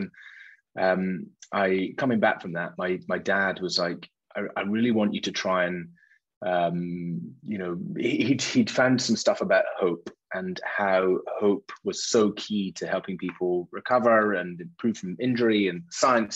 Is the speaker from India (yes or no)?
no; Isle of Mull, west coast of Scotland, United Kingdom; I grew up on the Isle of Mull, west coast of Scotland, tiny place.